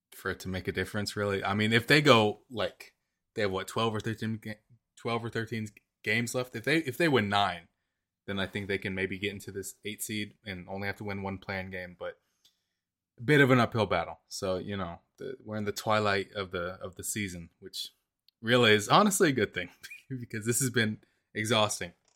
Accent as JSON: {"language": "English", "area": "Gwinnett", "region": "Georgia", "country": "United States", "tie": "born or raised there", "said": "I grew up in Gwinnett."}